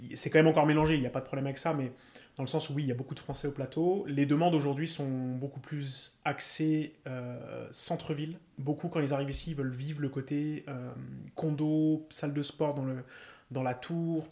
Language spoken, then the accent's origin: French; Paris region, Île-de-France, France; moved away as an adult; now in Montreal, Canada; Je viens de région parisienne